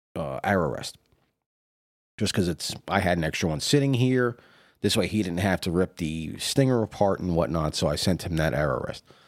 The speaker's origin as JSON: {"language": "English", "town": "New York City", "region": "New York", "country": "United States", "tie": "born or raised there", "said": "I grew up in New York City"}